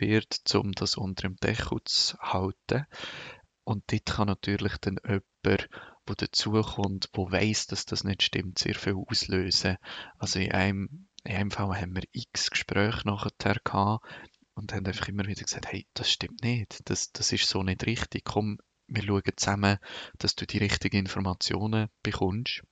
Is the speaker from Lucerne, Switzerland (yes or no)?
yes; Lucerne Hinterland, Switzerland; ich bin im Luzerner Hinterland aufgewachsen